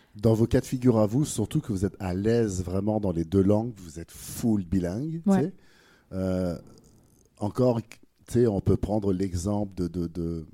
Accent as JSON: {"language": "French", "country": "France", "accent": "French", "moved": "yes", "said": "Avec mon accent français"}